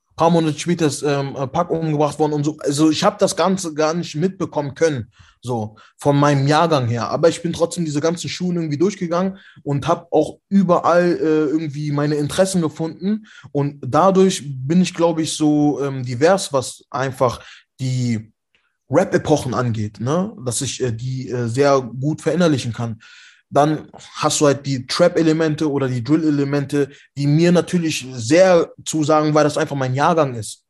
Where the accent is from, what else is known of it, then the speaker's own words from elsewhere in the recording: Frechen, North Rhine-Westphalia, Germany; bei uns in Frechen